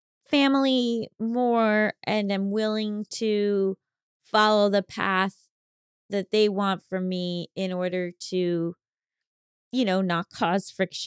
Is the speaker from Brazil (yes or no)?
yes; Brazil; English is a second language; I'm 27 years old, and I'm from Brazil.